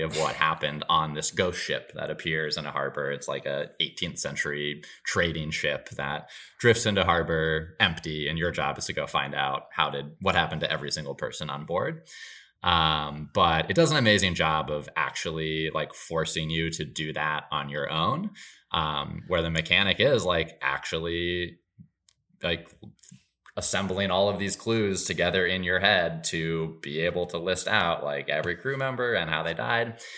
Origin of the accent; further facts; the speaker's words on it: Marshfield, Wisconsin, United States; moved away as an adult; now in Los Angeles, United States; From Marshfield, which was my hometown